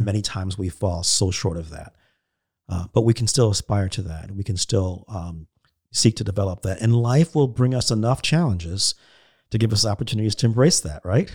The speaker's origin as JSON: {"language": "English", "country": "United States", "said": "as American Christians"}